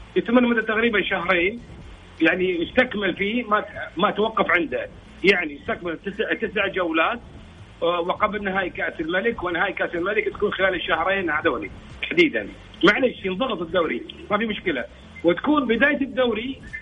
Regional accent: Kuwait; عندنا في الكويت

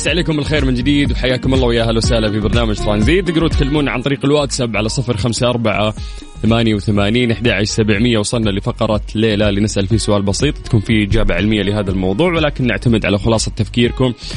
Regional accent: Qiya, Makkah Province, Saudi Arabia; moved away; رحت ديرتي رحت قيا

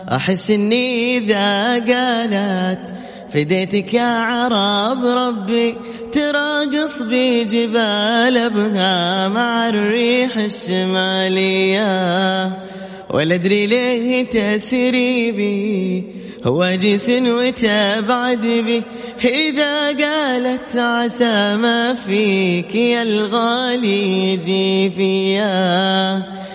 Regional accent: Medina, Medina Province, Saudi Arabia; moved away; طبعاً أنا مسقط رأسي المدينة، ولدت في المدينة، وسكنت في حي البحر

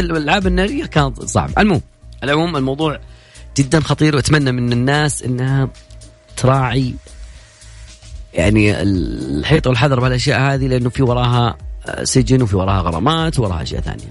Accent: Saudi Arabia; عندنا في السعوديه

